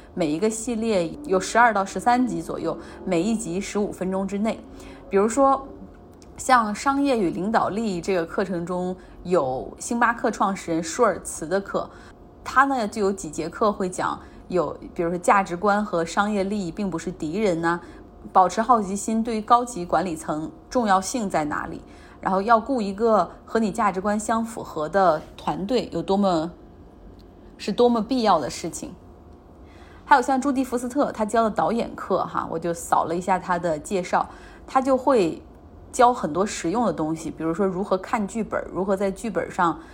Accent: Northeast China, China; accent: Northeastern; 我们东北话

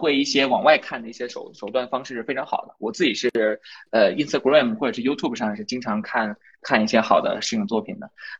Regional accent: Inner Mongolia, China; 我其实是内蒙人，但是我我家里面离东北特别近，因为你知道东北跟内蒙有东三省接壤的嘛。嗯，对，嗯，内蒙人。

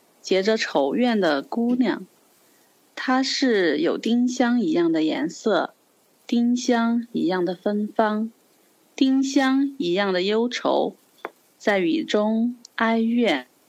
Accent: Sichuan, China; 我的家乡是在四川。

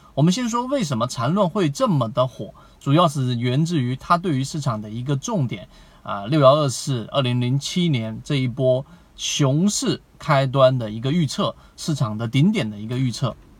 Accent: China; 我们中国人

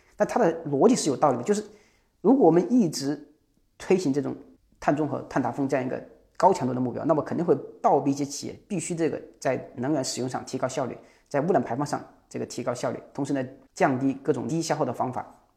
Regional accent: Jiangxi, China; 这是我们江西的企业，我老家是江西

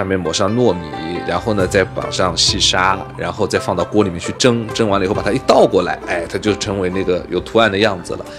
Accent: southern China, China; 小的时候一定会做八宝饭。哦，这是南方的一个特点，

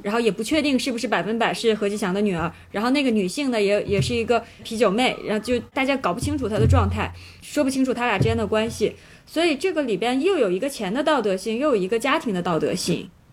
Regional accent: Shenyang, Liaoning, China; 我作为一个沈阳人

